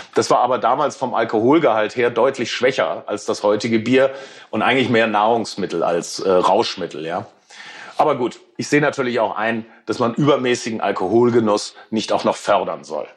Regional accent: Ruhr area, North Rhine-Westphalia, Germany; Ich bin im Ruhrgebiet aufgewachsen

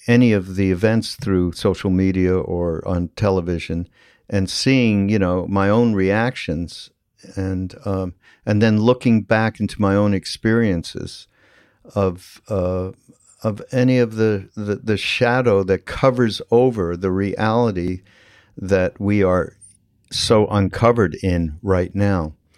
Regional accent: Canada; I'm from Canada, which is it is different than growing up in the United States to some degree.

